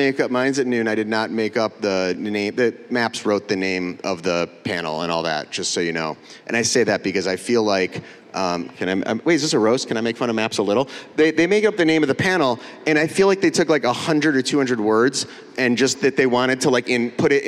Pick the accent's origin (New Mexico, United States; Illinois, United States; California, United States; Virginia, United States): Illinois, United States; Highland Park; I'm from Chicago area, Highland Park, Illinois